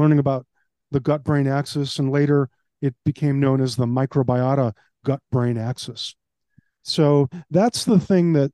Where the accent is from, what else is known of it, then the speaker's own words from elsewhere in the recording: Chicago, Illinois, United States; now in Palm Beach County, United States; I was raised in Chicago.